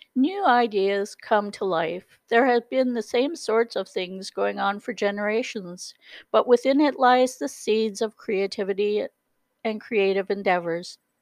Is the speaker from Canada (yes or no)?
yes; the Maritimes, Canada; moved away as an adult; I've always been a maritimer. I was born in the Maritimes